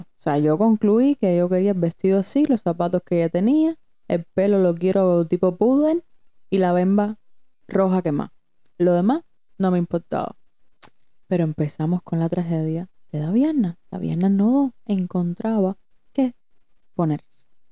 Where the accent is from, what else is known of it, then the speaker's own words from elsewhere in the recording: Cuba; also born or lived in Broward County, Florida; now in Florida, United States; nosotras venimos de Cuba, tampoco es que eso. Venimos de Cuba y en Cuba ni siquiera nos podemos casar.